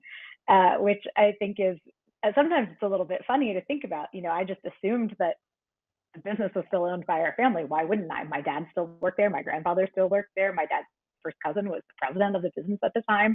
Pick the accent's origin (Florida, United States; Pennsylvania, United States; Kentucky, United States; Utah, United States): Pennsylvania, United States; Pittsburgh; I'm from Pittsburgh